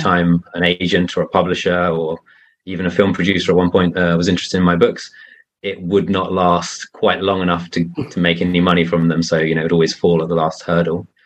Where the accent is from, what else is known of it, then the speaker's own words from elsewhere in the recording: United Kingdom; now in Spain; I live in Spain and I'm I'm British